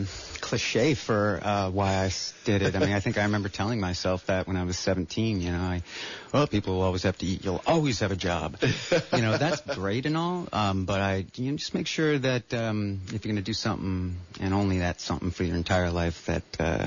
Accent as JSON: {"language": "English", "town": "Miami", "region": "Florida", "country": "United States", "moved": "as an adult", "lives_now": "Santa Cruz, United States", "said": "No, not originally. I came to the Bay Area back in 2000 from Miami."}